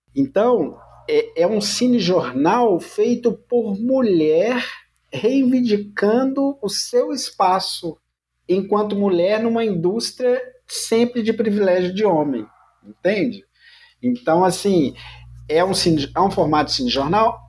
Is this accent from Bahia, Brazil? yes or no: no; Minas Gerais, Brazil; eu sou mineiro